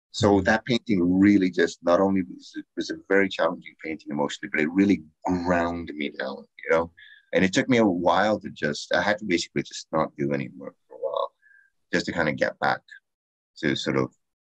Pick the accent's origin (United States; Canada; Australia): Canada; as a Canadian